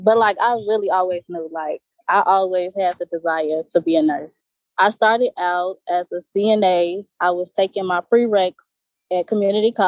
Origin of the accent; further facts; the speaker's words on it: Hazel Crest, Illinois, United States; I'm from Chicago. The suburbs of Chicago, but I'm from Chicago, Illinois.